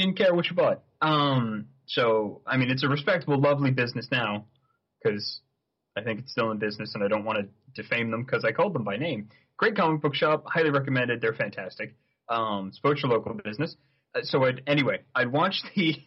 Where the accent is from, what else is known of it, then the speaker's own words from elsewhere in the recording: Saratoga Springs, New York, United States; now in Vancouver, Canada; my hometown, Saratoga Springs, New York